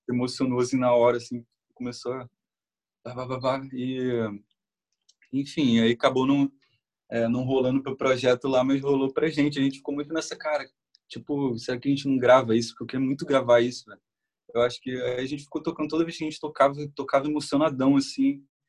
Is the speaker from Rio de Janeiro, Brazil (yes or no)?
yes; Nova Iguaçu, Rio de Janeiro, Brazil; A gente é, a gente é de Nova Iguaçu, Uhum. É, e é, é, Baixada lá, é Baixada Fluminense aqui no Rio